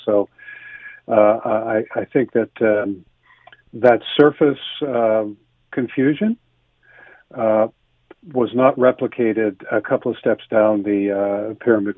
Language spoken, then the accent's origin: English; Canada; a Canadian